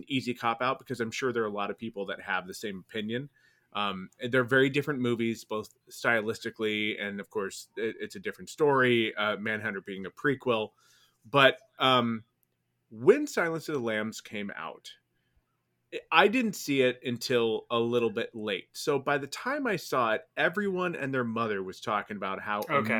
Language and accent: English; San Diego, California, United States; born or raised there; also born or lived in Long Island, New York